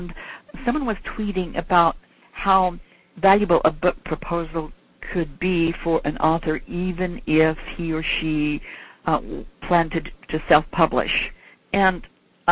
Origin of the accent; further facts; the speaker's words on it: Salt Lake City, Utah, United States; moved away; Salt Lake City's my hometown